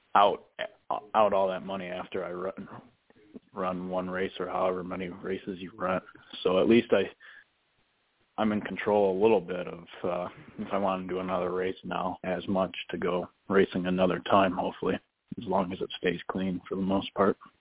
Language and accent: English; Ransomville, New York, United States; I basically grew up there